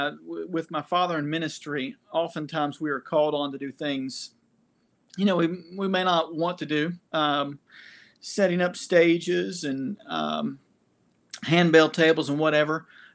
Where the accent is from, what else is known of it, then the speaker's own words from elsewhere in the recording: Knoxville, Tennessee, United States; Yeah, I was born and raised in Knoxville, Tennessee. And so I have been a Vol for life.